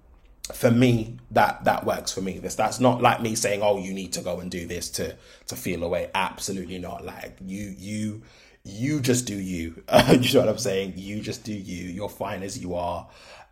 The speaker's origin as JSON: {"language": "English", "region": "London", "country": "United Kingdom", "tie": "born there", "lives_now": "Birmingham, United Kingdom", "said": "I am 30 years old. I live in Birmingham at the moment. I was born in London. I'm of Black Caribbean descent"}